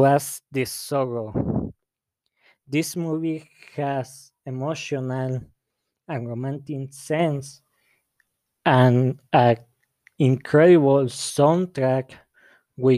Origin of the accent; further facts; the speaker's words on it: La Barca, Jalisco, Mexico; English is a second language; I'm from La Barca, Jalisco